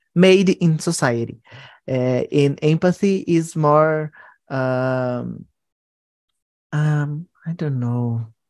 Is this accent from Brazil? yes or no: yes; São Paulo, Brazil; English is a second language; also born or lived in Goiás; I was born in Goiás, but I grew up and live in São Paulo